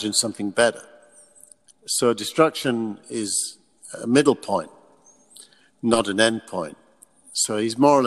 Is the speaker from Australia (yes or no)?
no; United Kingdom; moved away as an adult; also born or lived in England; now in California, United States; I'm British, and that's my era. I'm roughly the same age. I'm 10 years younger than …. So I grew up with them.